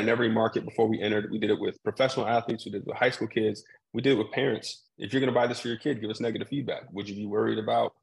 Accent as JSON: {"language": "English", "town": "Salt Lake City", "region": "Utah", "country": "United States", "tie": "born or raised there", "moved": "yes", "said": "I went to school about 5 hours from where I grew up in Salt Lake City, Utah."}